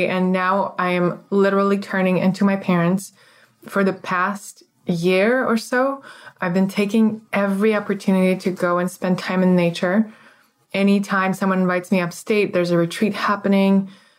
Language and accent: English; Moscow, Russia; So I grew up in Moscow, Russia, and it's a very traditional thing to have what we call a dacha, which is your country house.